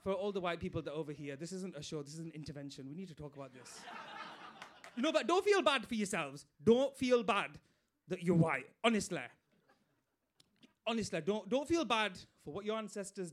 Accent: Bradford, Yorkshire and the Humber, United Kingdom; I'm from Bradford, as you can tell by my accent.

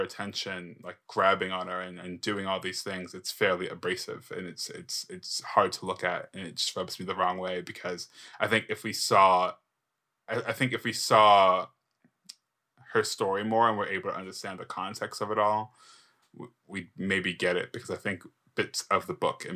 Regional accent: New York City, New York, United States; As a New Yorker

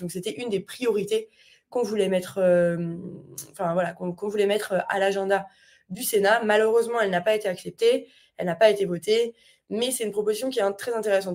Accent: France; moved away; sans avoir vécu en France depuis un certain nombre d'années

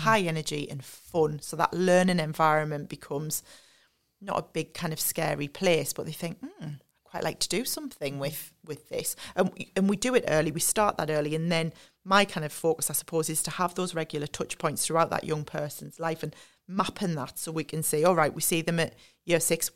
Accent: Sunderland, North East England, United Kingdom; I'm from Sunderland. Um, the way I would describe myself is I'm very much a homebird. So, I've lived and worked in the North East all my life

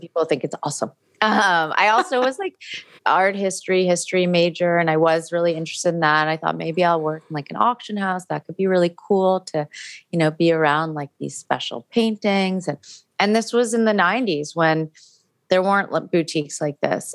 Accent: New York City, New York, United States; I grew up in New York City

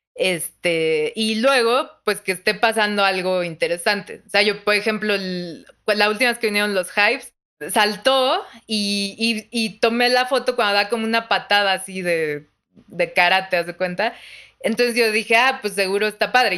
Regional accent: Mexico; soy de México

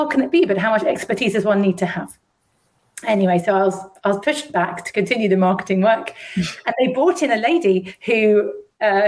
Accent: London, United Kingdom; I was brought up in London, where I am again now. I'm a rare Londoner from London.

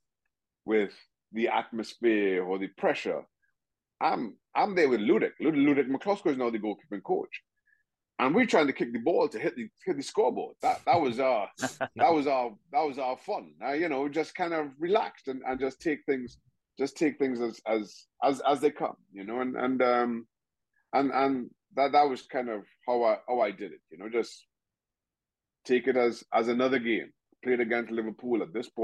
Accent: Trinidad & Tobago; moved away as an adult; also born or lived in United States; I grew up in Trinidad and Tobago.

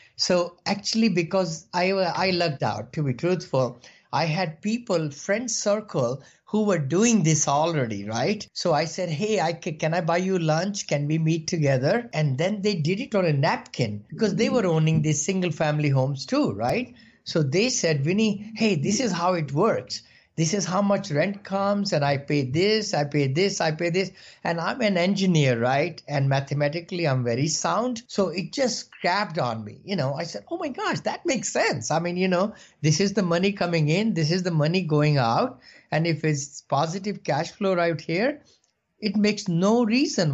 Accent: India; moved away as an adult; now in United States; I came from India about four years back, uh, you know, with seven dollars in the pocket, like everybody did, you know, immigrants

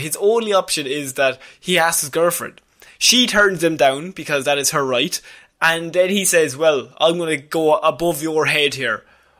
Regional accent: Ireland; you go to the pub, as all Irish people

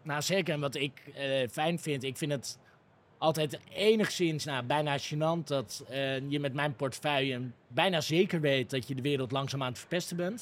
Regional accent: Amsterdam, North Holland, Netherlands; toen ik opgroeide in Amsterdam

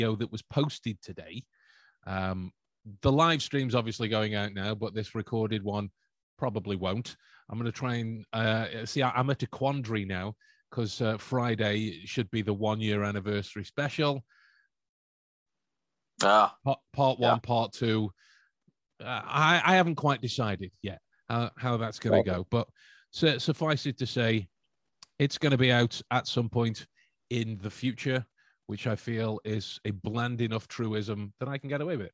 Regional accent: England, United Kingdom; being the English chaps

